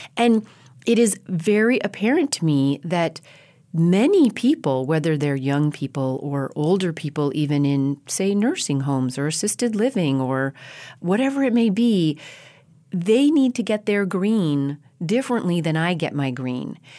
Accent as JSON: {"language": "English", "region": "Colorado", "country": "United States", "tie": "born or raised there", "also_born_or_lived": "New York City", "moved": "as an adult", "said": "having been born and raised in Colorado in big, open spaces, ponderosa pines."}